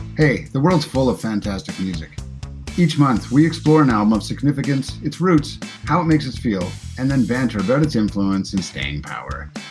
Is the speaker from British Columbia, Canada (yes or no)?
no; Prince Edward Island, Canada; I was raised in Prince Edward Island